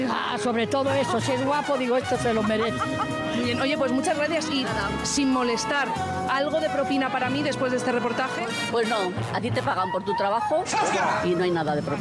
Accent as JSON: {"language": "Spanish", "country": "Spain", "said": "he salido a la calle para saber cuánto de propineros somos los españoles dentro."}